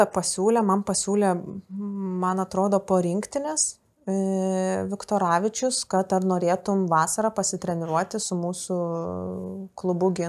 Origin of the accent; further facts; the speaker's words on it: Kaunas, Kaunas County, Lithuania; aš iš Kauno